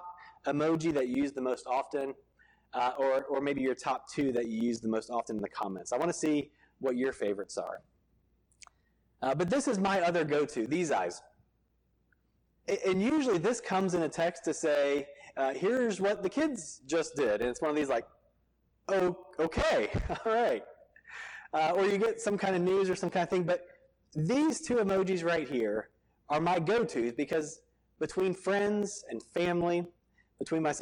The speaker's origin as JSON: {"language": "English", "town": "Virginia Beach", "region": "Virginia", "country": "United States", "tie": "born or raised there", "moved": "yes", "said": "I grew up in Virginia Beach right next door, and I went to college in Norfolk at Old Dominion."}